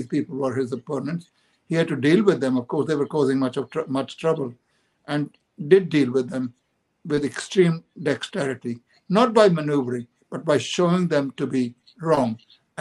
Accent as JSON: {"language": "English", "country": "India", "said": "I come from India"}